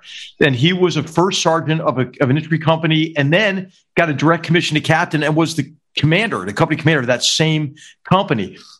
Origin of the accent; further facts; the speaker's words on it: Philadelphia, Pennsylvania, United States; when I grew up in Roxborough.